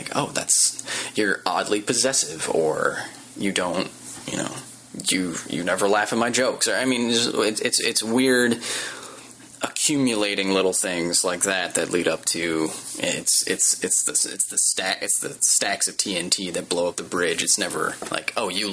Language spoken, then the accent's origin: English; Midwest, United States; moved away as an adult; now in Los Angeles, United States; I come from the Midwest. I drove out here for Nerdist about a year ago